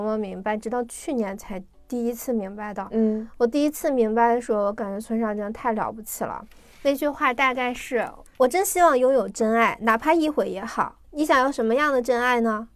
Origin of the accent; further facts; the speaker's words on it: China; 我们中国人常常说大事化小，小事化了